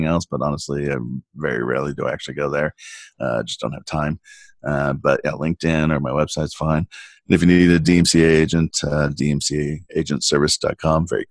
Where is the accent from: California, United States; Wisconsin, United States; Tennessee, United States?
California, United States; San Diego; I grew up in San Diego